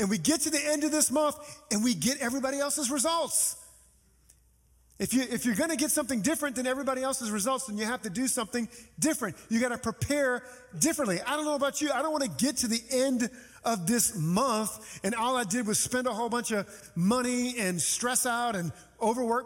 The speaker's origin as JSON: {"language": "English", "town": "New Orleans", "region": "Louisiana", "country": "United States", "tie": "born or raised there", "moved": "yes", "said": "when I was living in my hometown of New Orleans"}